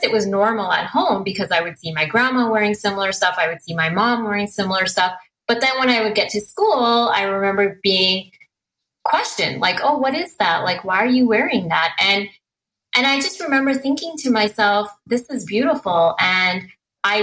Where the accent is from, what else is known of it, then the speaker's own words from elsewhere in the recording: Merritt, British Columbia, Canada; I grew up in a very small town called Merritt, BC.